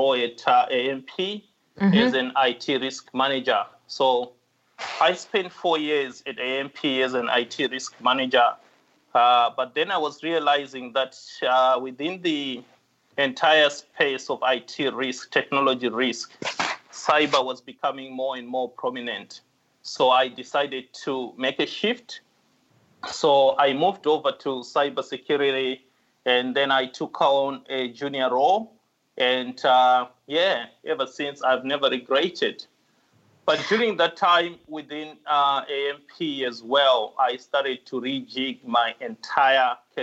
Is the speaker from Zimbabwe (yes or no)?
yes; Zimbabwe; moved away as an adult; now in Australia; I come from Zimbabwe.